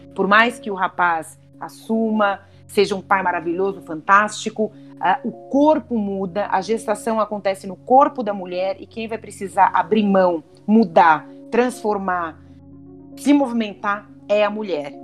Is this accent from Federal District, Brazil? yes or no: no; Santa Catarina, Brazil; also born or lived in São Paulo; os meus pais se separaram quando eu tinha oito anos e a gente acabou indo embora para Santa Catarina, nós somos de São Paulo